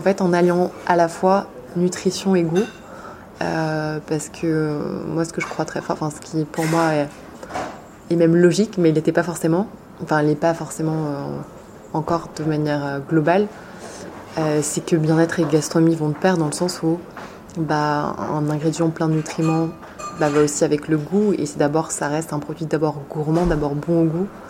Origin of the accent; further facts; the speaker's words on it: France; also born or lived in Paris / Compiègne; J'ai grandi en France, entre Paris et la forêt de Compiègne.